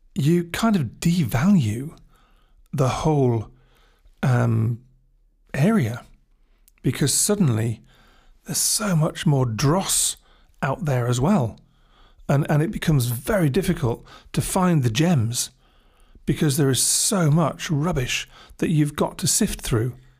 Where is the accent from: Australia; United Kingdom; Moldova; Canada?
United Kingdom; England; being English